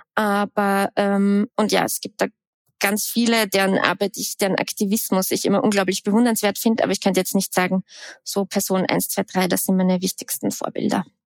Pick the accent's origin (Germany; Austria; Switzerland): Austria; moved away as an adult; also born or lived in Graz / Vienna; Ich bin am Land aufgewachsen